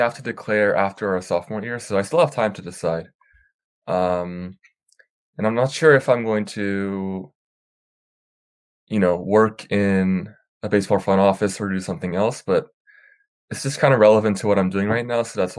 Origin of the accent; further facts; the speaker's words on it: New Jersey, United States; also born or lived in South Korea; And then when I was about, I'd say 4 or 5, I moved to New Jersey because of my dad's work. And then...